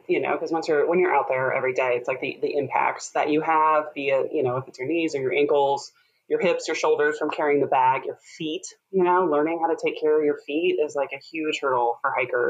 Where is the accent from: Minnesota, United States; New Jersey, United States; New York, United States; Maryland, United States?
Minnesota, United States; Midwest, Minnesota and Illinois, United States; moved away as an adult; also born or lived in Portland, Oregon; now in Southern Oregon, United States; I grew up in the Midwest, Minnesota and Illinois